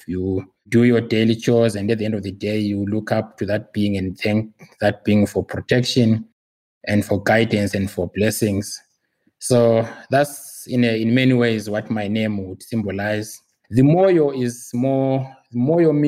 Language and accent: English; Zimbabwe; now in Pretoria, South Africa; I live in South Africa. I'm very much a resident here, but originally I'm from Zimbabwe. So I'm Zimbabwean by birth and descent.